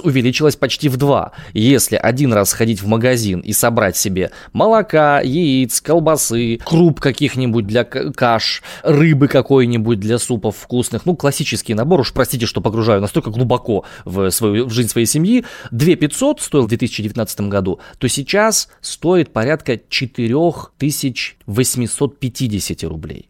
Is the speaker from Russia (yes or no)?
yes; Omsk, Omsk Oblast, Russia; я родом из Омска